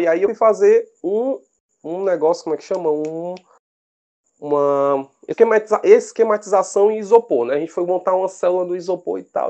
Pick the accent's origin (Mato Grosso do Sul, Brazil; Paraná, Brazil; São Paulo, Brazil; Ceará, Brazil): Ceará, Brazil; Fortaleza; nascido e criado aqui em Fortaleza, no Ceará